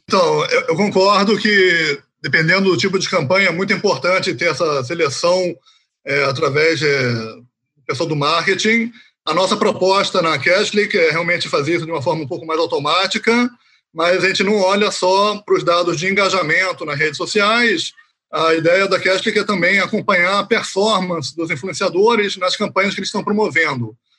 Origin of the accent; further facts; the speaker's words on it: Rio de Janeiro, Brazil; moved away as an adult; also born or lived in Haifa area, Israel; now in Israel; Eu originalmente sou do Rio de Janeiro, sou carioca